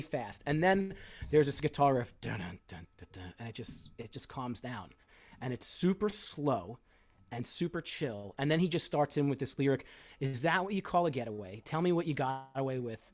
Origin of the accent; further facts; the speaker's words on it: Long Island, New York, United States; moved away as an adult; also born or lived in State College, Pennsylvania; I grew up on Long Island, so I'm very familiar with the geography